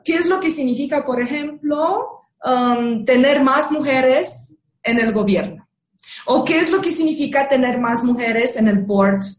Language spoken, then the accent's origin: Spanish; Romania; moved away; yo soy rumana